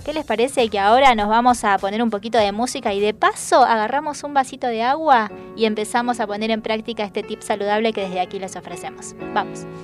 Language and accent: Spanish; Salta, Argentina; now in Buenos Aires, Argentina; Yo, por ejemplo, que soy de, de, Salta, la linda